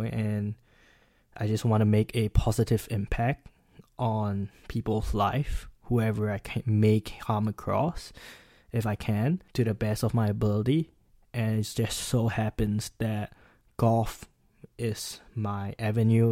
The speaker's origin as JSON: {"language": "English", "country": "Singapore", "moved": "as an adult", "lives_now": "Pennsylvania, United States", "said": "I'm from Singapore, and I'm currently studying professional"}